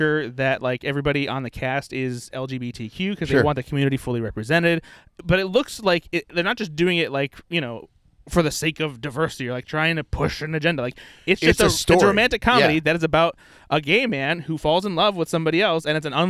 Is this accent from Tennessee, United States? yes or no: no; La Porte, Indiana, United States; I was from LaPorte